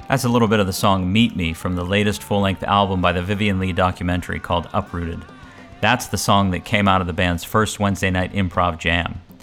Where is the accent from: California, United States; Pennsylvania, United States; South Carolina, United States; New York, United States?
Pennsylvania, United States; Lancaster; my hometown scene in Lancaster, Pennsylvania.